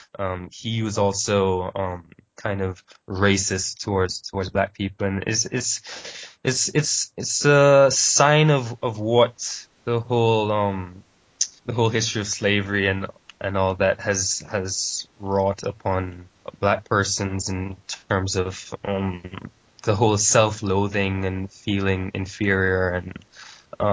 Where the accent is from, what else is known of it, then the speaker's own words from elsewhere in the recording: St. Vincent & Grenadines; also born or lived in Jamaica; I was born in Jamaica, but I grew up in a smaller island called St. Vincent